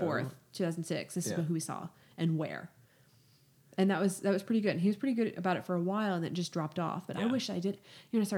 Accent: Spring, Texas, United States; I'm from Spring, Texas.

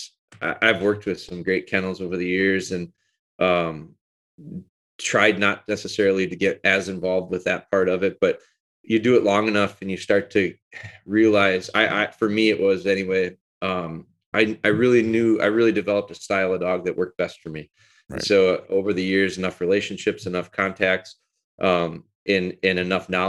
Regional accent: Green Bay, Wisconsin, United States; also born or lived in Rhinelander, Wisconsin / Pulaski, Wisconsin / Menomonie, Wisconsin; So, I'm actually from Rhinelander, Wisconsin, which is northern Wisconsin, north central Wisconsin. I moved down here in elementary school and lived around the Green Bay area

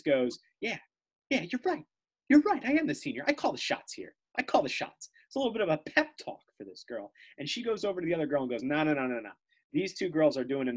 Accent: New Jersey, United States; we're brothers from New Jersey

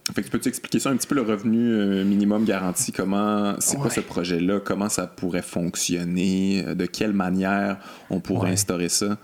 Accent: Quebec City, Quebec, Canada; je viens, de Québec, là, j'ai grandi à Québec

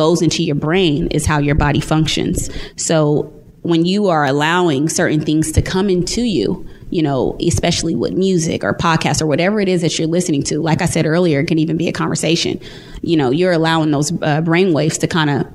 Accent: California, United States; moved away as an adult; now in Dallas, United States; I'm from California, and I'm going to spend some time home this fall

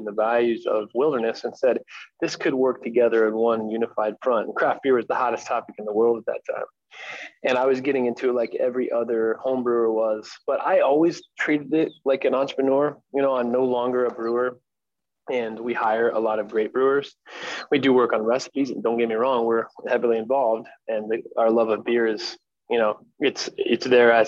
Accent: Ohio, United States; moved away as an adult; also born or lived in Los Angeles, California; now in Arizona, United States; I was in Ohio when I was 18 and kind of battling the chaos of being 18 in a place where you grew up

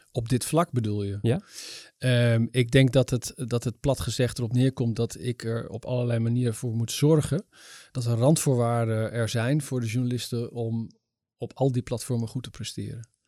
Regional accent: Netherlands; ik ben toch een Nederlandse jongen

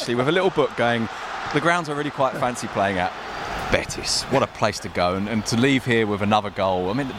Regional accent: England, United Kingdom; I'm English.

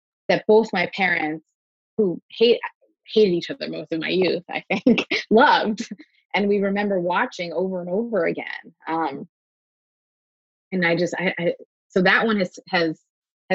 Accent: Coral Springs, Florida, United States; also born or lived in New York; I grew up in Coral Springs, Florida, which is a tiny sort of suburb

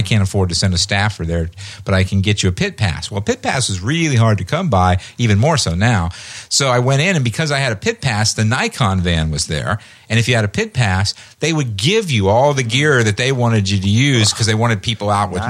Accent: Indianapolis, Indiana, United States; I grew up in Indianapolis.

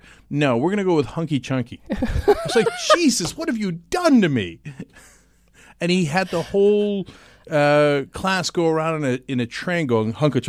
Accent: Istanbul, Turkey; moved away; also born or lived in New Jersey; No, I grew up secular in Istanbul, and I went to New Jersey where it was really multi-ethnic.

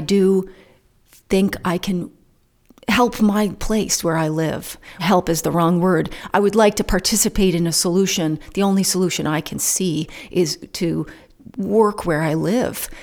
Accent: Calais, Vermont, United States; This town, where I live in Callis, is very different from Marshfield, which is the town next door. It's very different. I'm from Callis, I'm not from Marshfield.

